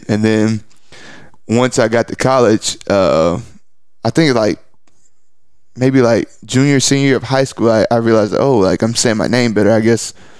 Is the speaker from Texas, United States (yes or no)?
yes; East Texas, United States; because I'm from East Texas. I grew up in East Texas. So it's like, I had never been to Fort Worth